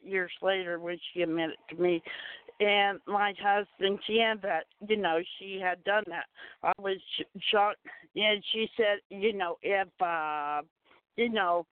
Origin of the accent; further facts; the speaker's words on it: Springfield, Ohio, United States; also born or lived in Grafton, North Dakota; I was born in Grafton, North Dakota, and 2 years after that, we moved to Springfield, Ohio.